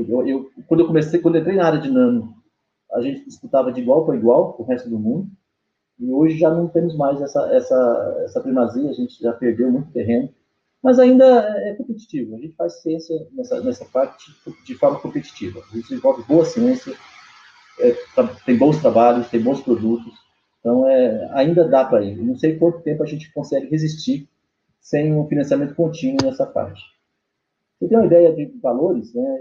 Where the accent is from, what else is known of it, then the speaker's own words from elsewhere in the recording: Goiânia, Goiás, Brazil; eu fui criado em Goiânia